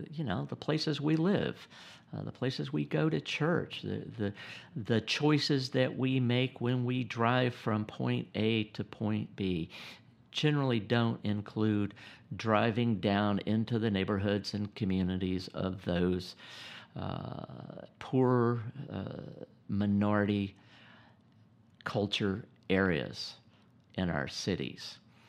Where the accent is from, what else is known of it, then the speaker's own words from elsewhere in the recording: Gainesville, Georgia, United States; And I was born in Gainesville, Georgia in 1956. And even though we were both born and grew up in the South at the same time